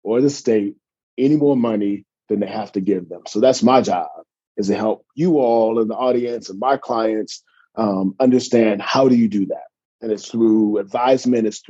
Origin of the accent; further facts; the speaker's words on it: California, United States; also born or lived in Atlanta, Georgia; I'm from California. So born and raised, went out to Morehouse, class of 93